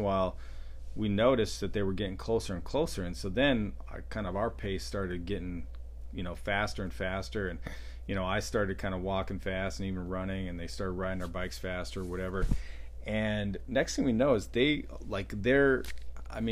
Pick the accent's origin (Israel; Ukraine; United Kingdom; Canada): Canada; Glenwood, Alberta; growing up in Glenwood, small town, we lived close to Indian reservation